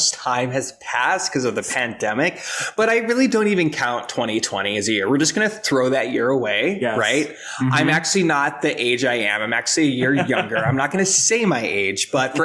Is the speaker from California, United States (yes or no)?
no; Rapid City, South Dakota, United States; moved away; also born or lived in New York City; So I am originally from Rapid City, South Dakota